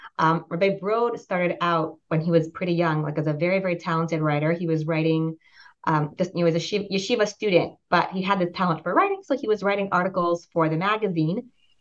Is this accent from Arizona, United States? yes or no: no; Pittsburgh, Pennsylvania, United States; I grew up in the States, moved around a lot as a child, but I spent most of my childhood years in Pittsburgh, Pennsylvania.